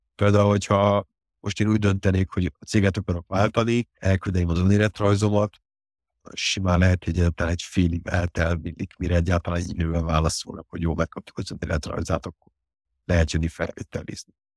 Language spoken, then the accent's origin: Hungarian; Hungary; born or raised there; also born or lived in Paris, France